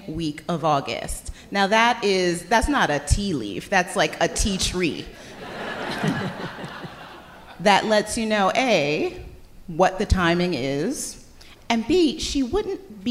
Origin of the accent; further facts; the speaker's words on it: Detroit, Michigan, United States; also born or lived in Boston; now in Washington, D.C., United States; I am from Detroit